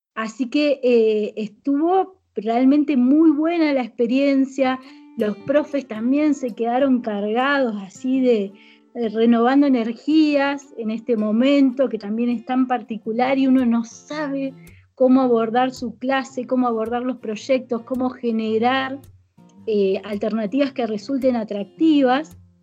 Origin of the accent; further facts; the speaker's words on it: Paraná, Entre Ríos, Argentina; moved away as an adult; now in Caviahue, Argentina; yo me vine de Entre Ríos a estudiar